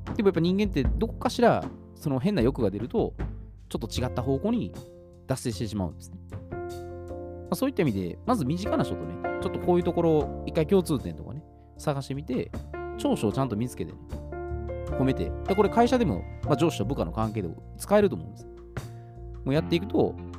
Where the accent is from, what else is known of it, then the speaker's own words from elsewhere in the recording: Osaka, Japan; 関西出身ですね。私は大阪